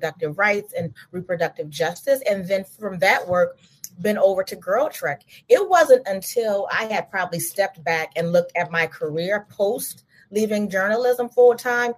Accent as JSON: {"language": "English", "region": "Louisiana", "country": "United States", "said": "I'm from Louisiana. I'm from the flatlands."}